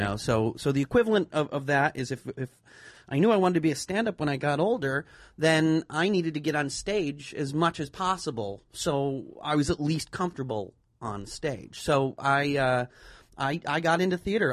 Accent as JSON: {"language": "English", "area": "the Berkshires", "region": "Massachusetts", "country": "United States", "said": "I'm from the Berkshires"}